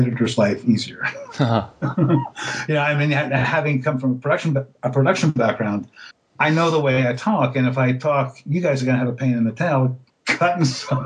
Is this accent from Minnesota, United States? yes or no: no; New York City, New York, United States; moved away as an adult; also born or lived in Greensboro, North Carolina; now in Los Angeles, United States; I spent my born and raised in New York City